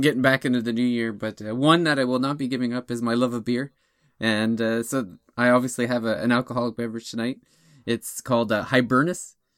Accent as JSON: {"language": "English", "area": "near Toronto", "region": "Ontario", "country": "Canada", "tie": "born or raised there", "moved": "yes", "said": "my hometown's not far from Toronto"}